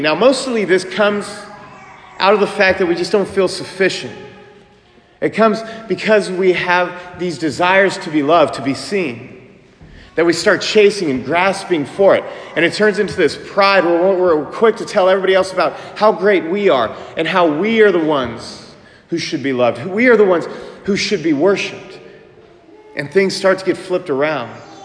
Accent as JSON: {"language": "English", "town": "Manhattan", "region": "Kansas", "country": "United States", "said": "I'm from Manhattan, Kansas"}